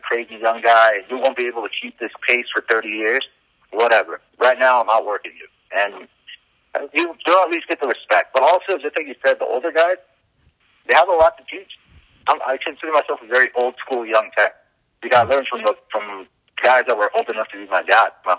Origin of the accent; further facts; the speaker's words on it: Los Angeles, California, United States; moved away as an adult; also born or lived in Van Nuys, California; now in Florida, United States; In L.A. County, I grew up in the Valley, San Fernando Valley.